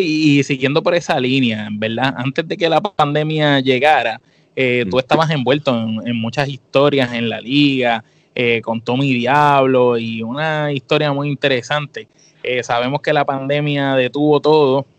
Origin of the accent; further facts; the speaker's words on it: Puerto Rico; nosotros como puertorriqueños